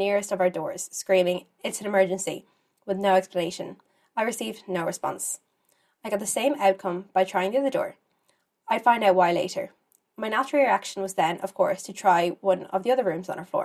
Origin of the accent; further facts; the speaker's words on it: Ireland; As an Irish girl